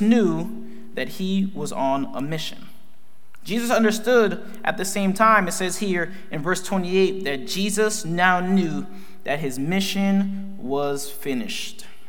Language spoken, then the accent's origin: English; Fort Lauderdale, Florida, United States; I grew up in Fort Lauderdale, Florida. I'm a Floridian